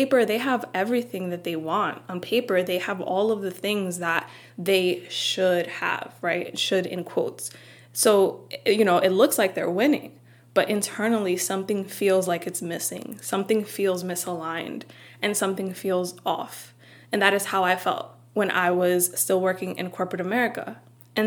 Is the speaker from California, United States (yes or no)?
no; New York City, New York, United States; moved away; also born or lived in New Jersey; I was born and raised in Washington Heights before moving to Jersey